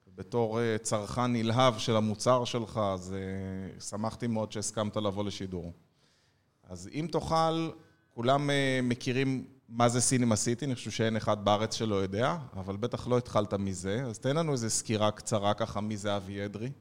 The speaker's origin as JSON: {"language": "Hebrew", "town": "Ness Ziona", "region": "Central District", "country": "Israel", "tie": "born or raised there", "said": "אני יליד נס ציונה"}